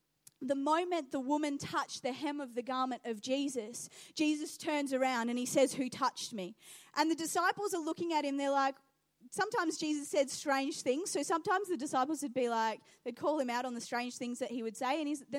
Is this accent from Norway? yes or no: no; New Zealand; When I was younger, over in New Zealand, I grew up in New Zealand, and we used to go over to our friend's house